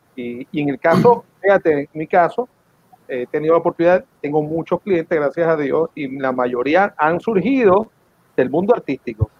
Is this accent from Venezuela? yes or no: yes; Venezuela; moved away; cuando crecí en Venezuela en los 70 y los 80